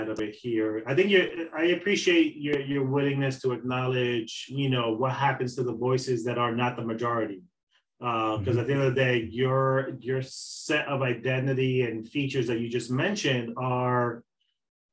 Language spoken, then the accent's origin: English; Dominican Republic; now in United States; me being a Dominican man